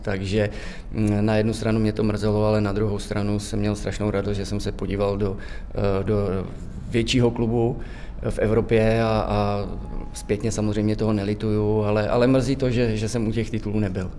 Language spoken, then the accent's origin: Czech; Divišov, Central Bohemian Region, Czechia; pocházím tady z Divišova, padesát kilometrů od Prahy